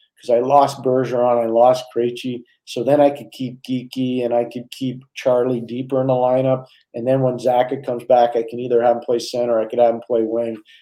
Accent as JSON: {"language": "English", "town": "Montreal", "region": "Quebec", "country": "Canada", "tie": "born or raised there", "said": "I grew up in Montreal"}